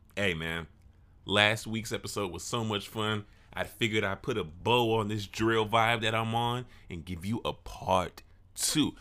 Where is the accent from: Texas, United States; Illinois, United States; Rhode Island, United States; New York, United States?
Illinois, United States; Chicago; this subgenre that was founded in my city, my hometown